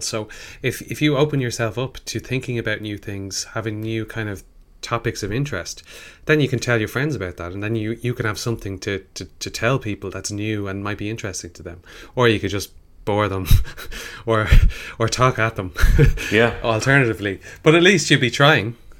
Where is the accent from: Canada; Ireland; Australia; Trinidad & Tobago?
Ireland; being an Irish person